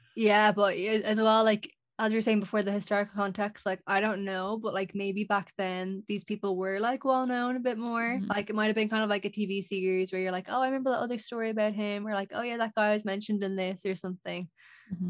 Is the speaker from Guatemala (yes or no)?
no; Ireland; I know in Irish folklore we definitely have like very strong like folklore